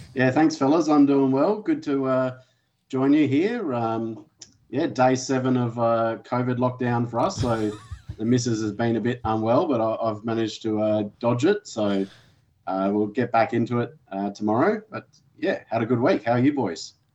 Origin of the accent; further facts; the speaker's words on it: Australia; as an Australian